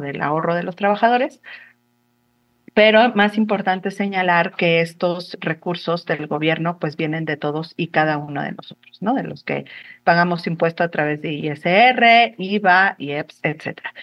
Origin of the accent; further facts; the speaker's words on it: Mexico; como sociedad mexicana